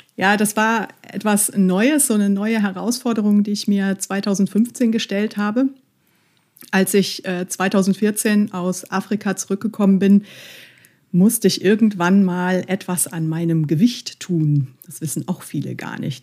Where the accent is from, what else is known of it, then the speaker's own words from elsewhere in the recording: Mönchengladbach, North Rhine-Westphalia, Germany; also ich liebe Mönchengladbach, es ist meine Heimatstadt.